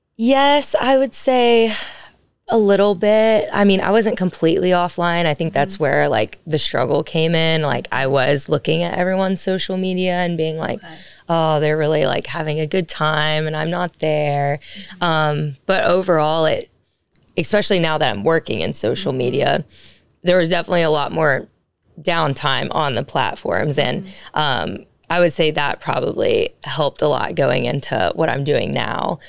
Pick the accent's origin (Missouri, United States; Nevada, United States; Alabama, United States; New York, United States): Alabama, United States; Birmingham; moved away as an adult; now in Dallas, United States; I'm originally from Birmingham, Alabama